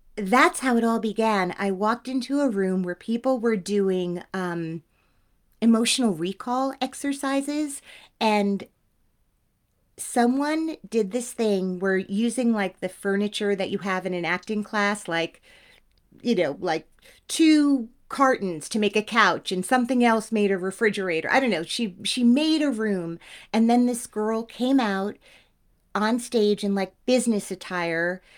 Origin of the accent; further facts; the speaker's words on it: Teaneck, New Jersey, United States; I'm eighteen years old. I don't, I, I'm from Teaneck.